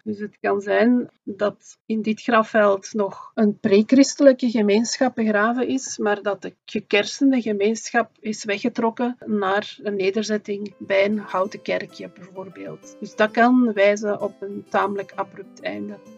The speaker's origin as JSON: {"language": "Dutch", "region": "Flanders", "country": "Belgium", "said": "bij ons in Vlaanderen"}